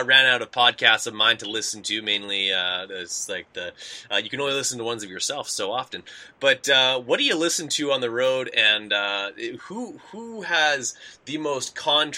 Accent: Canada; we're from Canada.

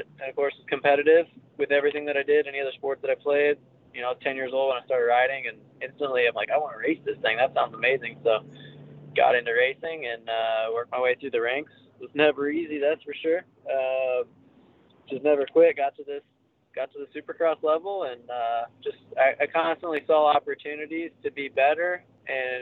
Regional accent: Midwest, United States; born and raised in the Midwest like me

